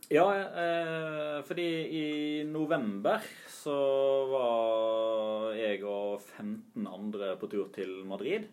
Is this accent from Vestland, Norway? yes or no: yes; Odda, Vestland, Norway; jeg er fra Odda